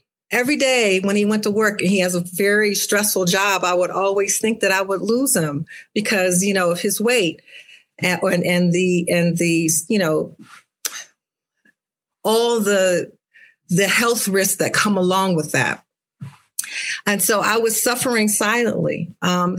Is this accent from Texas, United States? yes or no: no; Akron, Ohio, United States; I'm from Akron, Ohio, home of LeBron James